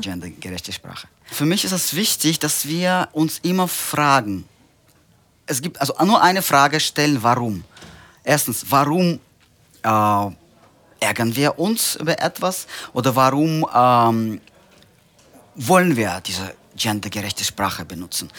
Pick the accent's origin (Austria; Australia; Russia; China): Russia; Central Russia; German is a second language; moved away as an adult; now in Germany; Ich bin tatsächlich gebürtiger Russe. Ich komme aus äh, Zentralrussland.